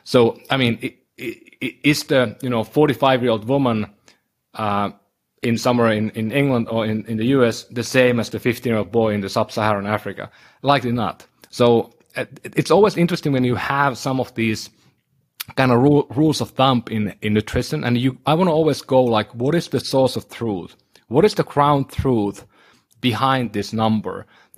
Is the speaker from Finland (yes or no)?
yes; northern Finland, Finland; so I'm from Northern Finland, my ancestry is certain type